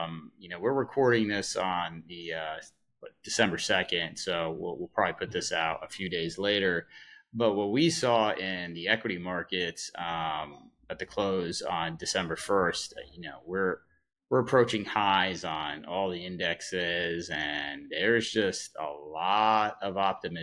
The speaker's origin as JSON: {"language": "English", "region": "Massachusetts", "country": "United States", "tie": "born or raised there", "moved": "yes", "lives_now": "New York, United States", "said": "I have spent, 25 years now in New York, and I grew up in Massachusetts"}